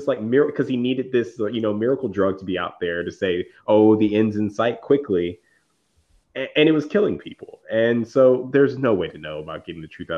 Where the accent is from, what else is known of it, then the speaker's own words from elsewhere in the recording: Virginia, United States; I grew up in Virginia